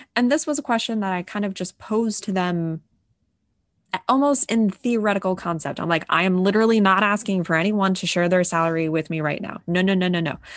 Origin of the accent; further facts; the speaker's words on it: New England, United States; a Catholic white family growing up in New England